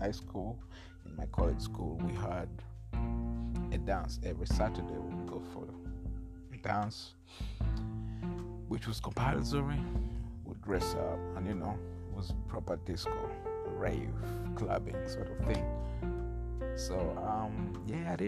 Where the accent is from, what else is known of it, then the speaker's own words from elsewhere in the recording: Masindi, Western Region, Uganda; I was born in Uganda, in a small village called Masindi